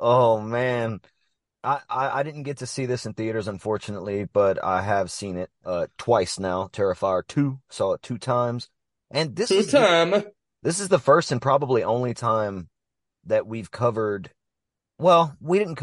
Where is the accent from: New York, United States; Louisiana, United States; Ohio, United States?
Louisiana, United States; Mamou; I'm from Mamou